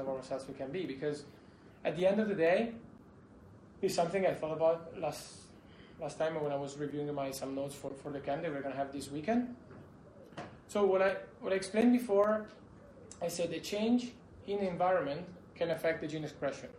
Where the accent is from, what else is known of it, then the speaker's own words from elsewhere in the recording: Italy; also born or lived in Spain; I'm from Italy